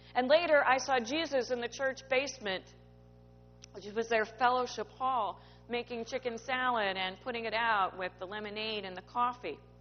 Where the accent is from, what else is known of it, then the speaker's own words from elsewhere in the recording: Midwest, United States; Where I grew up in the Midwest